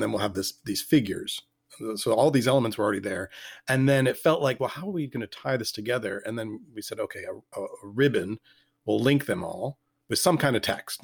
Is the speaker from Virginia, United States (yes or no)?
yes; Richmond, Virginia, United States; I grew up in Richmond